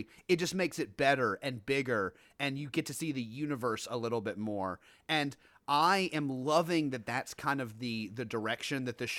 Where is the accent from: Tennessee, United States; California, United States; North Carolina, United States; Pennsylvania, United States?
Tennessee, United States; Memphis; moved away; I was a Regal guy growing up in Memphis.